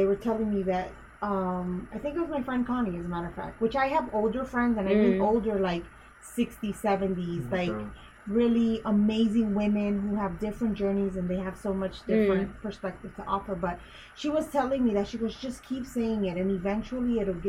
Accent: Honduras; born there; it's my country because I was born in Honduras.

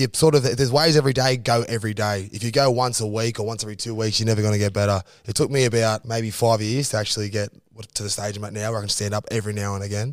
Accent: Sydney, New South Wales, Australia; No, Maroubra. Oh, Maroubra. Yeah. Grew up around there

